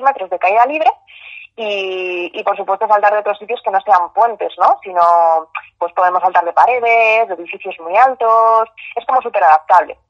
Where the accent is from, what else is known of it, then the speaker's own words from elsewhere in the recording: Madrid, Community of Madrid, Spain; yo soy de Madrid